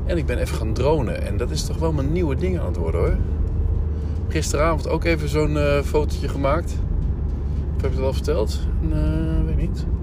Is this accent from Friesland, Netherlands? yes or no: no; Winterswijk, Gelderland, Netherlands; maar goed, ik kom dus uit Winterswijk